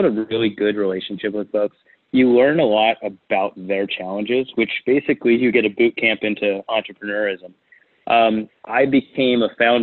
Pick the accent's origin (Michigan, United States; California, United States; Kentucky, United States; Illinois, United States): California, United States; Huntington Beach; moved away as an adult; also born or lived in San Francisco, California; now in Phoenix, United States; I'm from Orange County, California, Huntington Beach.